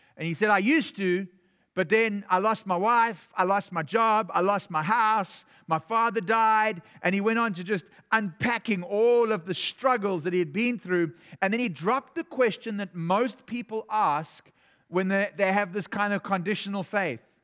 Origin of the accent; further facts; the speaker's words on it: South Africa; moved away; I was from South Africa